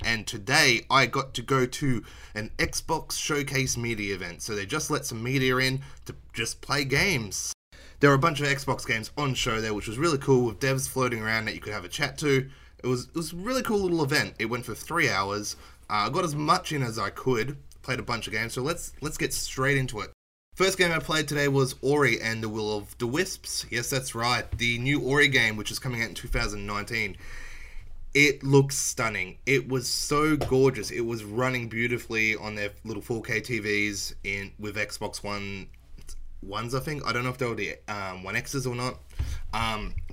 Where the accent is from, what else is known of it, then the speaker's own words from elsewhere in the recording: Australia; Being Australian and it being banned in my country